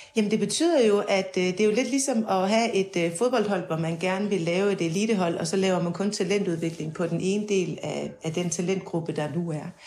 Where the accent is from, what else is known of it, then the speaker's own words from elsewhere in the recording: Denmark; jeg kommer fra Jylland